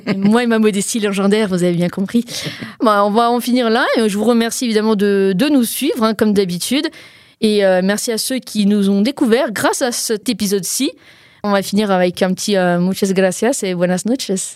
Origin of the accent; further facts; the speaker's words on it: Portugal; je suis portugaise, hein, pas espagnole ni mexicaine.